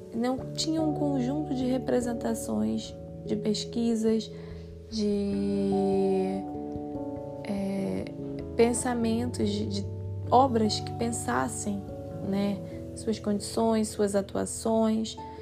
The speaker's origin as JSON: {"language": "Portuguese", "country": "Brazil", "said": "continuamos, né, nos identificando enquanto brasileiros"}